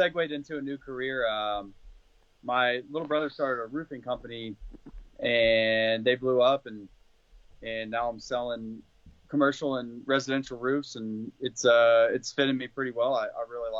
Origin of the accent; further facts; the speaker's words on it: Azle, Texas, United States; also born or lived in Florida; That's where I'm from Azle, just outside of Fort Worth